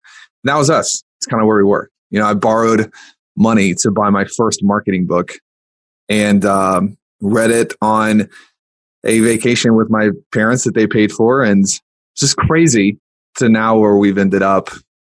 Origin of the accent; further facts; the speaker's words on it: Louisiana, United States; also born or lived in Missouri; now in Nashville, United States; I grew up in Louisiana and then spent part of my life in Missouri.